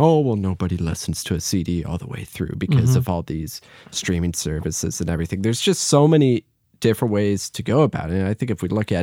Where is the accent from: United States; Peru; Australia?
United States; Rochester, New York; moved away as an adult; now in Los Angeles, United States; I was in Rochester, New York, mm-hmm. my whole life until mm-hmm. I came out here to study, and I love my hometown